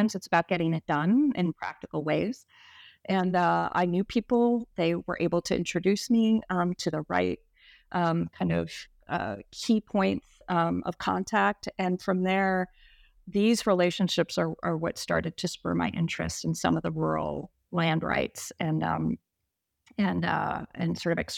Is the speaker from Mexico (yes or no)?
no; Egypt; also born or lived in United States; I'm Egyptian American, and I went to high school in Egypt. And I initially just assumed that my affiliations would be with Cairo and with Egypt moving forward.